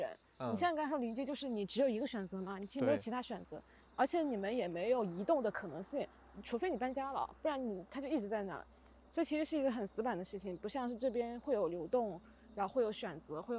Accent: Xinjiang, China; 我一去，这不就是我老家吗？对呀。

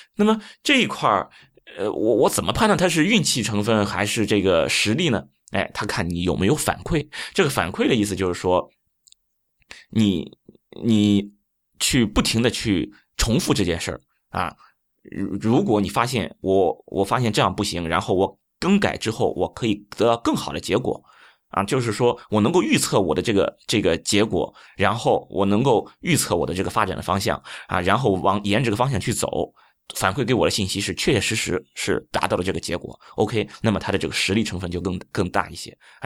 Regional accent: China; 我们中国人

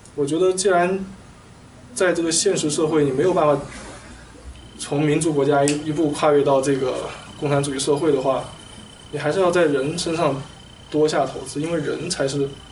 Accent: China; now in United States; 我们中国

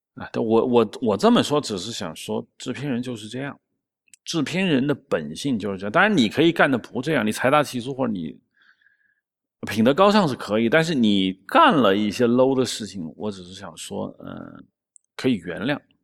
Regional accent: Shanghai, China; 我们上海话讲吃得开

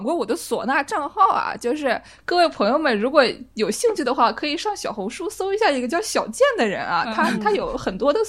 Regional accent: Nanjing, Jiangsu, China; moved away; 毕竟我们都是南京人嘛，

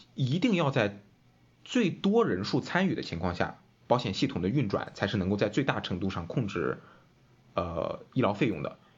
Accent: Qingdao, Shandong, China; 我是青岛人

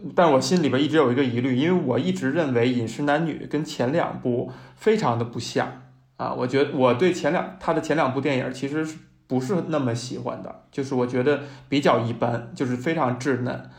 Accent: Beijing, China; 在我这样一个从小没离开过家，没离开过北京的人看来

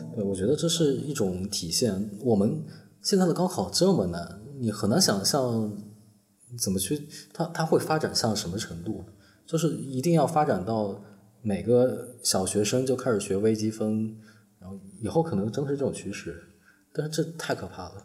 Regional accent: Northern Jiangsu, China; 我在苏北长大嘛，苏北的学校初中、高中都有晚自习

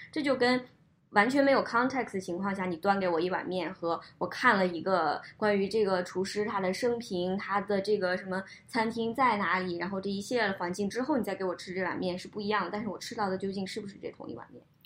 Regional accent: Xinjiang, China; now in United States; 我是小的时候在新疆长大

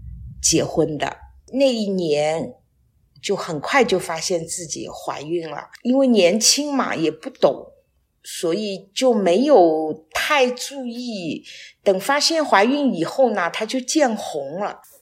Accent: Shanghai, China; moved away as an adult; now in Wuyishan, China; 目前我跟我先生是。在武夷山生活，但是我是上海人，因为我退休之后就来到了武夷山

